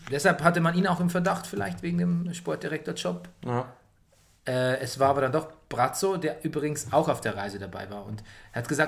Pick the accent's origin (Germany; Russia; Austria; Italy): Italy; ich bin Italiener, ich bin nicht ansatzweise die Braun wie du.